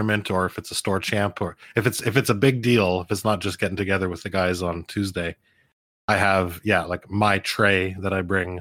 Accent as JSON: {"language": "English", "country": "Canada", "said": "as a Canadian"}